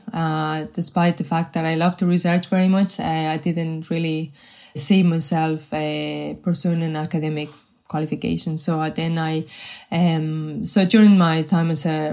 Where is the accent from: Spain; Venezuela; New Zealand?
Spain; English is a second language; moved away as an adult; also born or lived in Madrid; now in Ireland; I wasn't born in Ireland. But funny enough, I have spent more time in Ireland than I have spent in my home country in Spain.